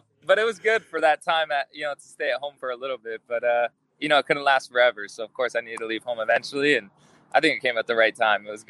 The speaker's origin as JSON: {"language": "English", "town": "Las Vegas", "region": "Nevada", "country": "United States", "tie": "born or raised there", "also_born_or_lived": "Tucson, Arizona", "moved": "yes", "lives_now": "Los Angeles, United States", "said": "I grew up in Las Vegas"}